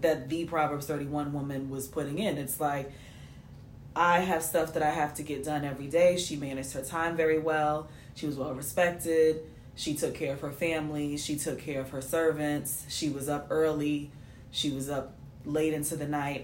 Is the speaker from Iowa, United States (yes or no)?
no; New York City, New York, United States; I'm from New York, babe.